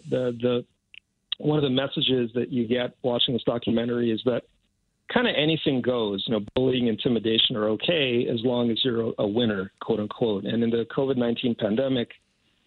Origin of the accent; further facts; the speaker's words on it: California, United States; moved away as an adult; I'm dual Canadian-American, so I grew up in California, and I spent the first 30-plus years of my life in the States